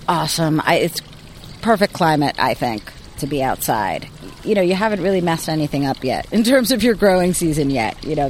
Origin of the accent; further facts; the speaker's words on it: Bronx, New York, United States; also born or lived in Queens; now in Boston, United States; I was born in Queens, raised in the South Bronx, Spanish Harlem, Lower East Side, and a little bit of Brooklyn, too. But growing up in the city, I had no idea what a garden was.